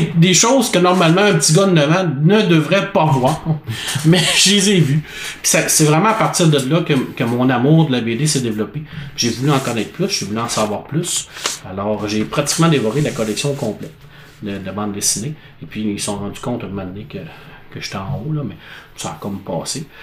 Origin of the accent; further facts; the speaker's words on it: La Baie, Quebec, Canada; ma ville natale qui est la baie